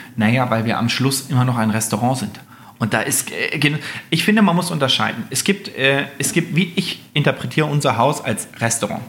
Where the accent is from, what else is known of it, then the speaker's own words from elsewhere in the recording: Göttingen, Lower Saxony, Germany; now in Sylt, Germany; Also ich, ich komme aus Göttingen